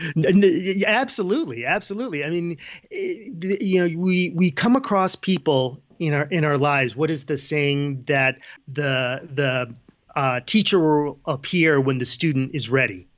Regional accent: Ridgefield, Connecticut, United States; moved away as an adult; now in Boulder, Colorado, United States; I grew up in Ridgefield, Connecticut. I, uh, born and raised in Fairfield County, Connecticut

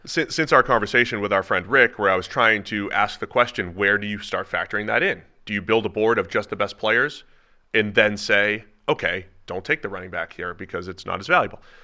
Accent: Cincinnati, Ohio, United States; my hometown, Cincinnati

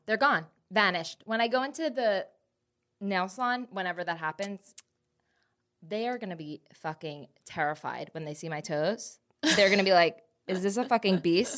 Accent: New Jersey, United States; now in Texas, United States; I'm from Jersey

